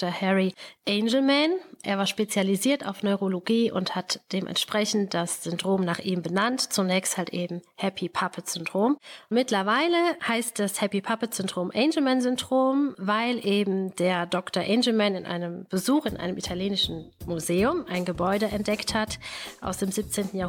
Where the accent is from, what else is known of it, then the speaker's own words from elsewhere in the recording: Neunkirchen, North Rhine-Westphalia, Germany; moved away as an adult; now in Daaden, Germany; Genau, ist richtig. Wir sind beide aus Neunkirchen bzw. aus dem Raum Neunkirchen und sind dann nach Daden gezogen.